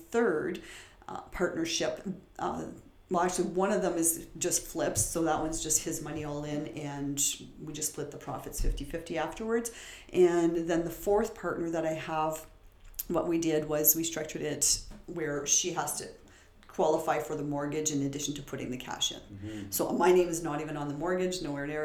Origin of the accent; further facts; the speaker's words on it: Timmins, Ontario, Canada; moved away; I was born and raised in Timmins